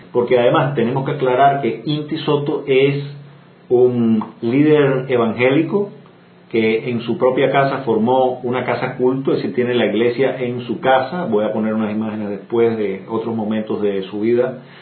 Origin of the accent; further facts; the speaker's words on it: Cuba; lo que en Cuba llamamos